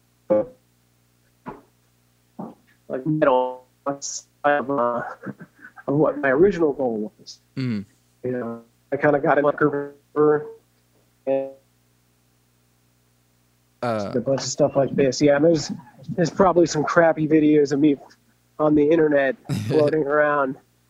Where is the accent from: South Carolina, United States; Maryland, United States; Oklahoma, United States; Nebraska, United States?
Oklahoma, United States; Enid; I'm from Oklahoma. You know, I was born in Enid.